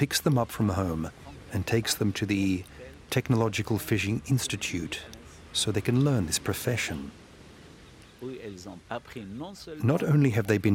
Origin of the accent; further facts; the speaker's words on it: Fez, Fès-Meknès, Morocco; moved away as an adult; also born or lived in Al Hoceima, Morocco; I was born in Fez, but discovered Al Hosseima National Park in 1987, when I was posted as an earth life science professor